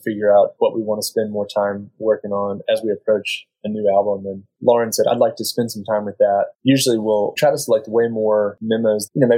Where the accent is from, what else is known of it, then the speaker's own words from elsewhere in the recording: middle of North Carolina, United States; moved away as an adult; now in Charlottesville, United States; we're from North Carolina, but we moved to this area in Charlottesville 6 or 7 years ago